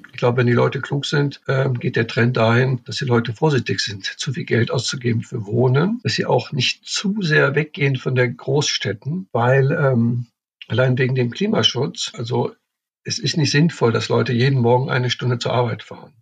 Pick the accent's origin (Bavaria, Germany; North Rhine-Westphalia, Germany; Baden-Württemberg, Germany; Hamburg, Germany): North Rhine-Westphalia, Germany; Cologne; ich komme aus Köln, ich kenn Köln.